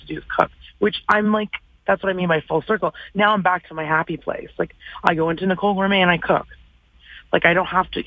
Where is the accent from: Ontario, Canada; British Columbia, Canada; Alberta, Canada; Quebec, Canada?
British Columbia, Canada; Vancouver; moved away as an adult; now in Calgary, Canada; I've been in Calgary 16 of them, which is amazing. I'm from Vancouver originally